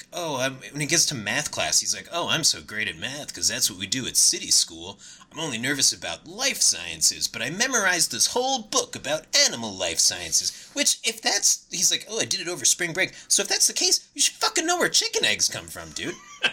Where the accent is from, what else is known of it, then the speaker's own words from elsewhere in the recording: New York, United States; And hey, I'm from New York. We don't have chicken butt egg houses, all right?